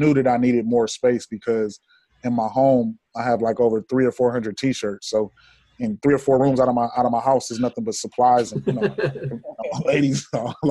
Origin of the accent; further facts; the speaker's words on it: Columbus, Ohio, United States; now in Atlanta, United States; I'm originally from Columbus, Ohio